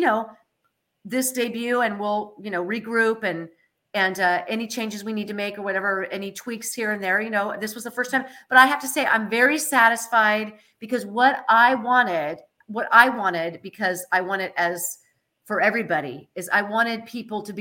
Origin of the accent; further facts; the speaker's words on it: Moraga, California, United States; I grew up in Moraga.